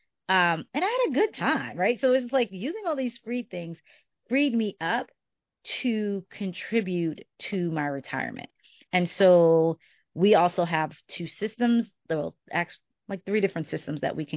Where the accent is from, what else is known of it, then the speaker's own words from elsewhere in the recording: New York City, New York, United States; moved away; I was from New York, and coming back to New York, like, I knew neighborhoods that I would be comfortable in because I grew up there